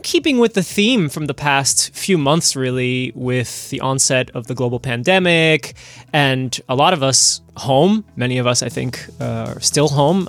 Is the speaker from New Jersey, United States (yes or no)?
yes; New Jersey, United States; I grew up in New Jersey